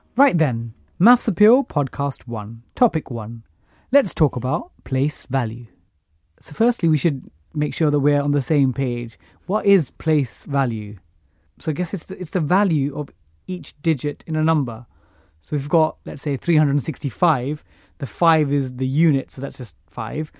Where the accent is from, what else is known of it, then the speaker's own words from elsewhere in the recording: London, United Kingdom; I grew up in East Ham, got a scholarship to Eton